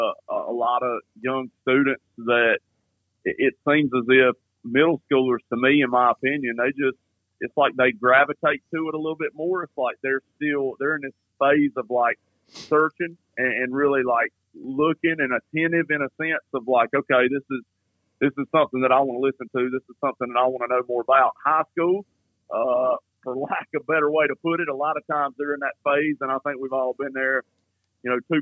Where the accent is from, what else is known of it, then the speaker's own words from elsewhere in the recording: Gaffney, South Carolina, United States; growing up in Gaffney and being here in Gaffney